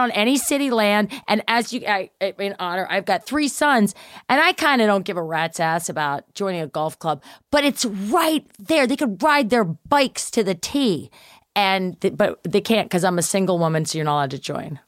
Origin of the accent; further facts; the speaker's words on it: Baltimore, Maryland, United States; the club back in Baltimore where I grew up